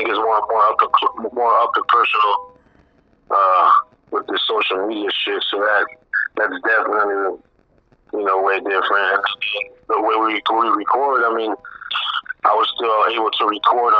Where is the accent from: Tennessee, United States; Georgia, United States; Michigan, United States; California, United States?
California, United States; San Diego; I was born and raised in SD, but, you know, my family comes from Guadalajara, Bex